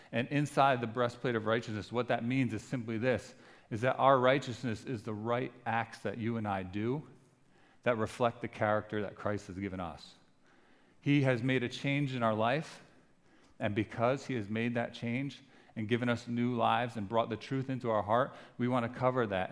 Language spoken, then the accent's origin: English; New Jersey, United States; we're from New Jersey.